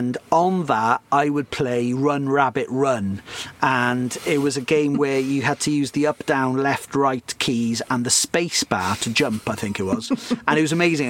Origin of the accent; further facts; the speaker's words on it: Cardiff, Wales, United Kingdom; growing up in Cardiff in the mid to late 90s, you might well have ended up at one of my Houdini parties